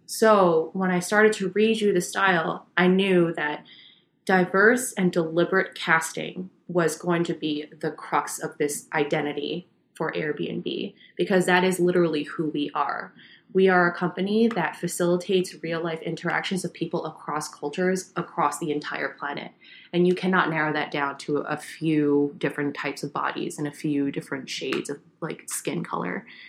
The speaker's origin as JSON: {"language": "English", "region": "New York", "country": "United States", "tie": "born or raised there", "said": "I grew up Asian American in New York"}